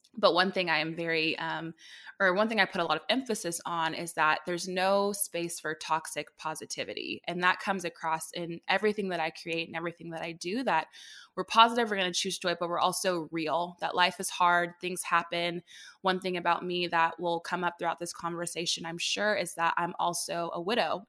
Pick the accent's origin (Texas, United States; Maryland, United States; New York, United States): Texas, United States; Dallas; moved away as an adult; also born or lived in Indianapolis, Indiana; I'm born and raised in Dallas, popped up to Indy for a little bit, but now I'm back home.